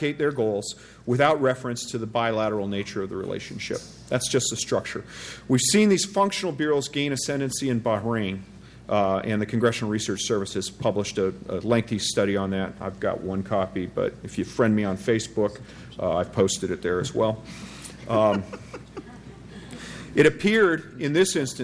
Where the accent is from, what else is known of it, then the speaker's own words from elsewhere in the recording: Quebec, Canada; now in United States; I am of French ancestry, but I'm actually Quebecois